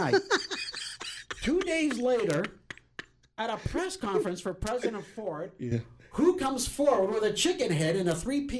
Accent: Canada; now in San Diego, United States; I'm still Canadian.

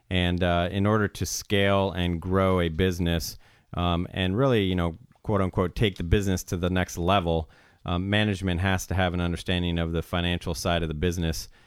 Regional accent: San Diego, California, United States; also born or lived in Iowa; I was born in the state of Iowa. So I'm a Midwesterner uh, at heart, but uh, pretty much grew up in the San Diego area.

